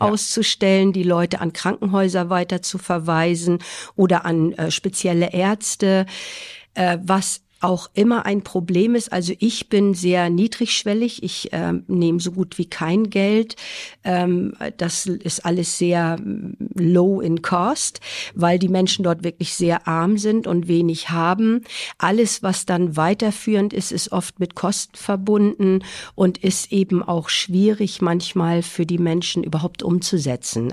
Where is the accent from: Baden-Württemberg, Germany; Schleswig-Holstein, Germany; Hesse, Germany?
Schleswig-Holstein, Germany; moved away as an adult; also born or lived in Husum / Kiel; now in Jamaica; bin gebürtige Schleswig-Holsteinerin